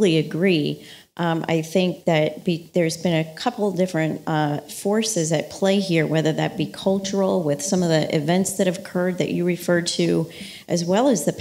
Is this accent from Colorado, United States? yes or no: no; Philadelphia, Pennsylvania, United States; my hometown here